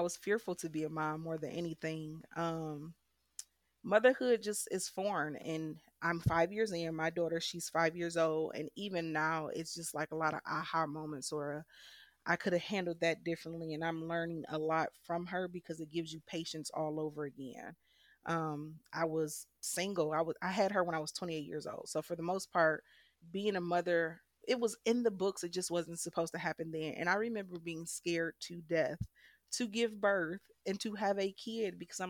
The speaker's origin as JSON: {"language": "English", "town": "Detroit", "region": "Michigan", "country": "United States", "tie": "born or raised there", "said": "I was born in Michigan, and I was raised in Detroit, Michigan. I grew up on the west side, southwest Detroit, and then I went to school up north at Ferris State."}